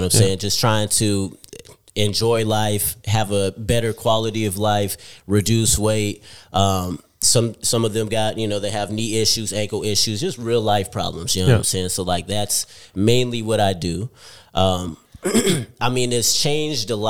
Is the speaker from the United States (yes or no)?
yes; East Palo Alto, California, United States; moved away as an adult; now in Australia; I come from California, United States, born and raised in a city called East Palo Alto